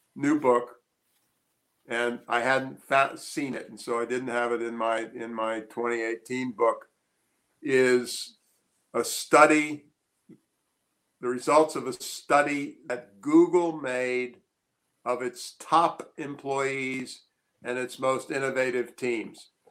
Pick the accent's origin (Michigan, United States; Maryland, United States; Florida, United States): Maryland, United States; Annapolis; I grew up in Annapolis, Maryland in the 50s